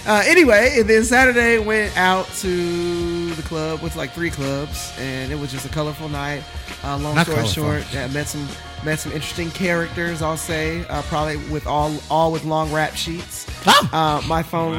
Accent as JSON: {"language": "English", "town": "Potomac", "region": "Maryland", "country": "United States", "said": "I am from Potomac"}